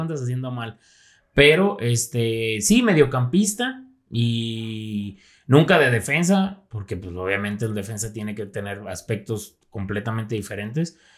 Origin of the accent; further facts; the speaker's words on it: Zapotlanejo, Jalisco, Mexico; also born or lived in Guadalajara; toda mi vida la he vivido aquí en Zapotlanejo